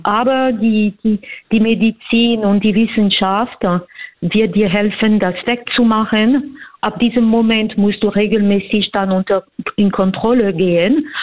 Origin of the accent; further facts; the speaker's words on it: France; German is a second language; also born or lived in Vienna, Austria; now in Germany; ich bin Französin, ich habe in Wien gelebt, ich habe in mehreren Ländern äh, gelebt und momentan lebe ich in Deutschland.